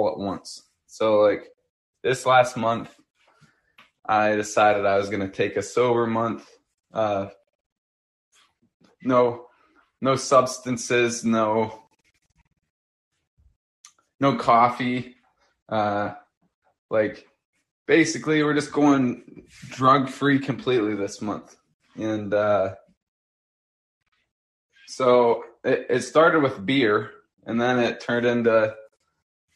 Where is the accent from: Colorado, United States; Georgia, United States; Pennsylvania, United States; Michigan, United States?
Pennsylvania, United States; We grew up in Pennsylvania